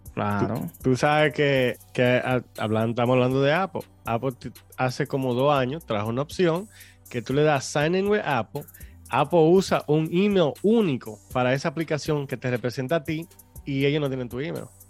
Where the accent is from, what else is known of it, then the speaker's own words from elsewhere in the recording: Dominican Republic; moved away; nosotros somos dominicanos